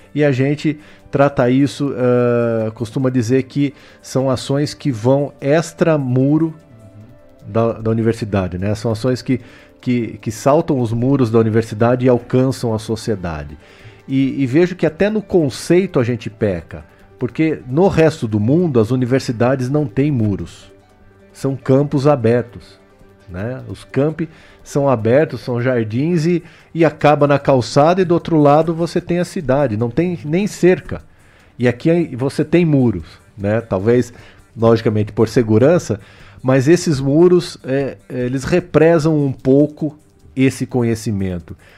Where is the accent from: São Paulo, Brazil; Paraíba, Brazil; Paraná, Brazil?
São Paulo, Brazil; Botucatu; eu nasci aqui em Botucatu, estudei no IECA, estudei no La Salle, estudei no Objetivo, ou seja, a, minha formação eu devo a essa cidade